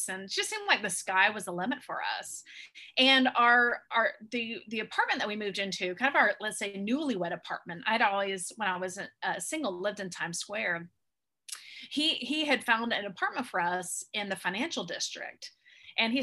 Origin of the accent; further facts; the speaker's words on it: Tallahassee, Florida, United States; moved away as an adult; now in New York City, United States; I'm actually from Tallahassee, Florida. I was born and raised in North Florida